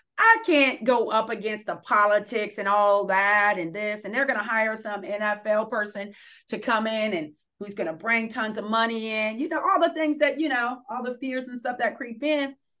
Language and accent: English; Columbus, Ohio, United States; moved away as an adult; also born or lived in Akron, Ohio; now in Portland, United States; I'm from Columbus, Ohio